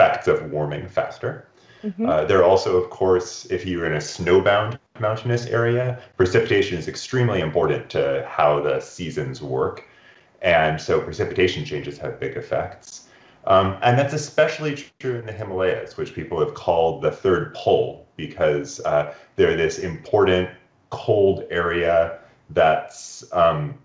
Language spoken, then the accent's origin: English; Olympic Peninsula, Washington, United States; I grew up in mountains on the Olympic Peninsula in the northwest corner of Washington State